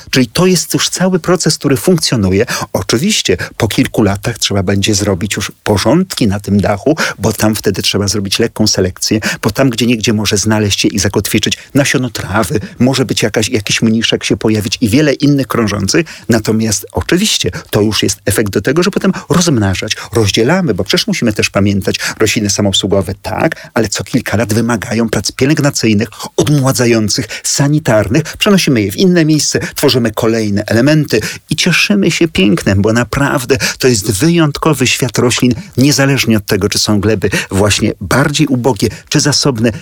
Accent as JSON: {"language": "Polish", "town": "Warsaw", "region": "Masovian Voivodeship", "country": "Poland", "tie": "born or raised there", "said": "Urodziłem się w Warszawie, mieszkam tyle lat"}